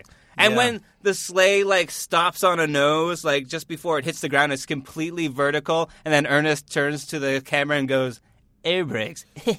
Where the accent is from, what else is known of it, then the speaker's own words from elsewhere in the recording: Northern Ontario, Canada; I'm from Northern Ontario